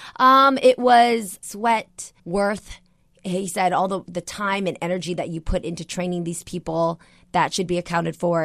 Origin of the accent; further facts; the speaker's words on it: San Jose, California, United States; a girl from San Jose, California, on, you know, a, a, a very, like, low-income household, neighborhood